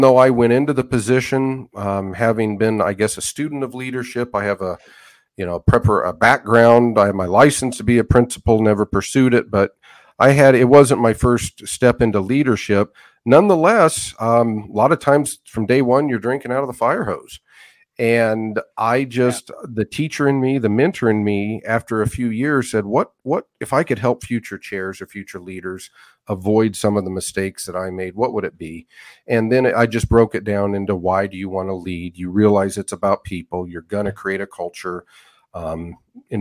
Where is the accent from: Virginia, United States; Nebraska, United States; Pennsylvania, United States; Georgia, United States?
Nebraska, United States; Western; moved away as an adult; now in Hays, Kansas, United States; I grew up in Western Nebraska in the 80s, early 90s